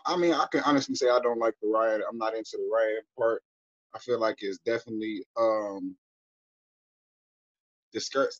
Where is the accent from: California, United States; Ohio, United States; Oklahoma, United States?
Ohio, United States; Cleveland; I'm from Cleveland